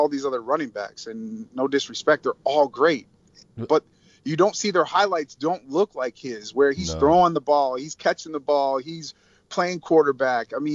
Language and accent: English; Barrington, Illinois, United States; my hometown in Barrington